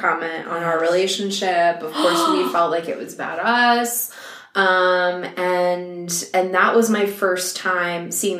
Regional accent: New York suburbs, United States; moved away as an adult; I did grow up in the New York suburbs

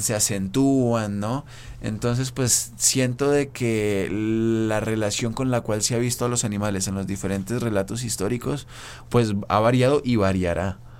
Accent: Colombia; moved away; yo provengo de Colombia

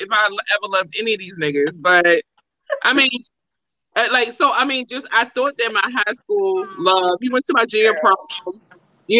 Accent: Baltimore, Maryland, United States; So I'm from Baltimore

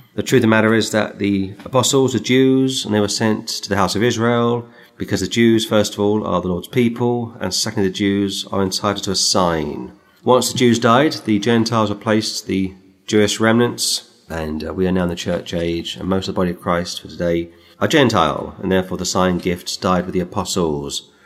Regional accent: England, United Kingdom; as an English uh, citizen

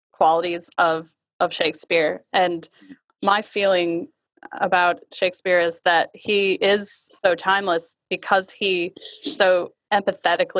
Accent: Michigan, United States; I grew up in Michigan

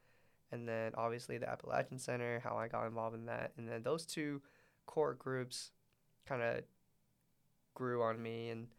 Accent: Middlesbrough, North East England, United Kingdom; Because I growing up in Middlesbrough, it's always been small businesses, small communities, and small groups.

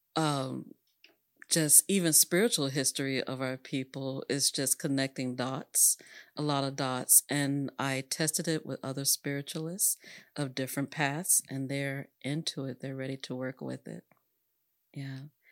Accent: Dallas, Texas, United States; I grew up in Oak Cliff, obviously, and that's mixed

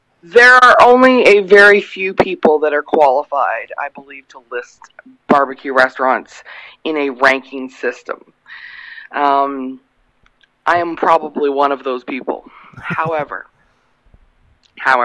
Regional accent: Canada; now in United States; I'm originally from Canada. I live in the U.S.

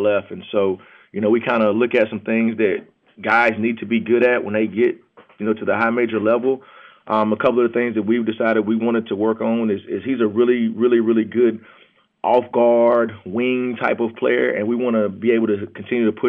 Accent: the South, United States; we grew up in the South

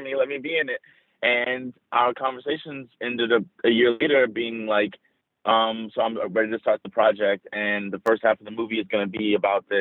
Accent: New Orleans, Louisiana, United States; I was from New Orleans

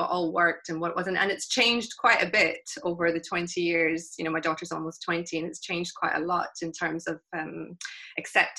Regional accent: Glasgow, Scotland, United Kingdom; also born or lived in South Africa; I was born in South Africa to South African parents, but we moved to Scotland when I was three. So Glasgow is home. I consider myself Scottish

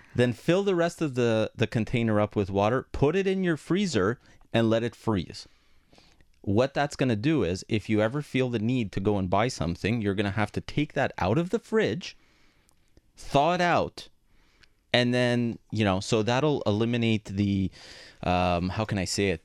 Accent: Montreal, Quebec, Canada; first language Greek; English is a second language; I grew up in a Greek household. My first language was Greek, my second one was English, even though I was born here

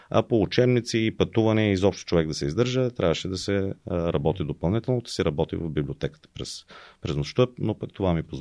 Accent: Haskovo, Haskovo Province, Bulgaria; А, да, родом съм от Хасково, израснах там, играех баскетбол

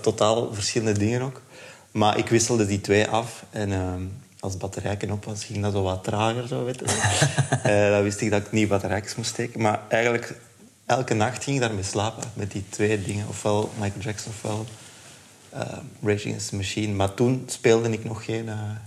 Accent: Leuven, Flanders, Belgium; ik ben in Leuven opgegroeid.

